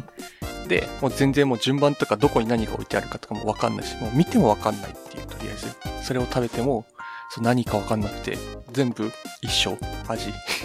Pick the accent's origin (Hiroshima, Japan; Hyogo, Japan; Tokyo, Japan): Hiroshima, Japan; moved away as an adult; now in Kanto, Japan; 広島出身です。